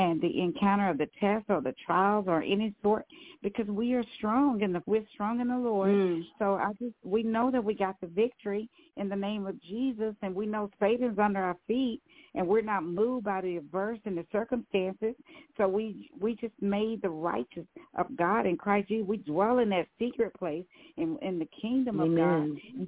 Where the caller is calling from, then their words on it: Dallas, Texas, United States; Hi, you're speaking to … from Dallas.